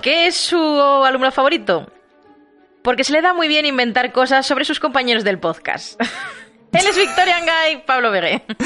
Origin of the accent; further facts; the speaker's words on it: Segovia, Castile and León, Spain; yo soy de Segovia